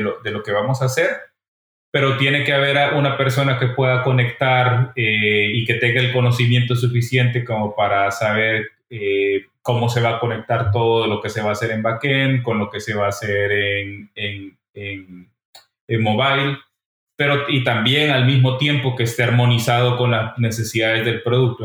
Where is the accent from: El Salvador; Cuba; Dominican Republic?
El Salvador; now in Barcelona, Spain; Yo soy de El Salvador y vivimos dos terremotos en el 2001